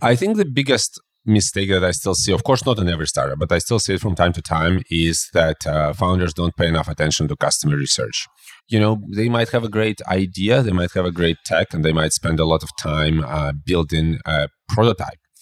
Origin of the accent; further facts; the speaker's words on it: Belarus; I'm originally from Belarus